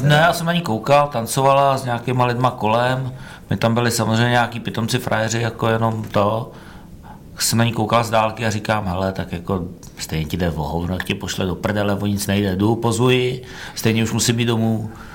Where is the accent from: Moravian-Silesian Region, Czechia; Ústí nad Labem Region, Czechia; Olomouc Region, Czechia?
Ústí nad Labem Region, Czechia; Ústí nad Labem; also born or lived in Brno; když jsme přelezli z Brna do Ústí